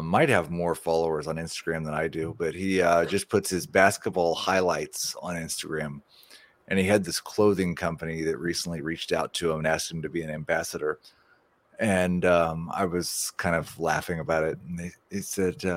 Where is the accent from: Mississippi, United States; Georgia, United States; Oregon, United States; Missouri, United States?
Missouri, United States; Kansas City; moved away; I'm from the Kansas City area.